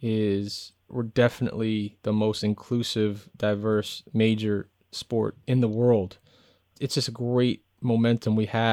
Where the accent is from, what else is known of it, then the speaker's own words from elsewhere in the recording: Brooklyn, New York, United States; I think I grew up in Brooklyn, New York, with a single parent mom who was a social worker at a public school, Sheepshead Bay High School in Brooklyn, New York, for 30 something years.